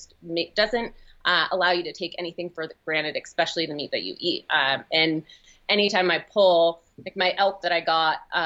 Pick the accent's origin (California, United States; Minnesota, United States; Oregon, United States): Oregon, United States; moved away as an adult; now in Utah, United States; being born and raised in Oregon, I'm always surrounded by trees